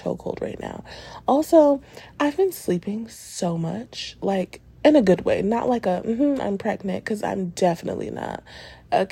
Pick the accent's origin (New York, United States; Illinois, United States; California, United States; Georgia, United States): New York, United States; I'm a New Yorker